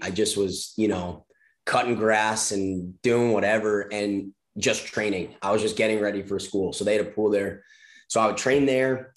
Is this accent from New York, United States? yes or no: yes; Long Island, New York, United States; I grew up surfing on Long Island